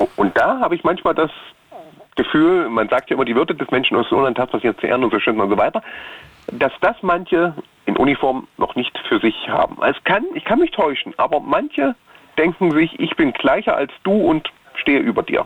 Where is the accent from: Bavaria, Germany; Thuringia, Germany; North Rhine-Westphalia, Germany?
Thuringia, Germany; bei uns in Thüringen, Sachsen und Sachsen-Anhalt fällt es halt auf, weil wir halt die typischen Össis sind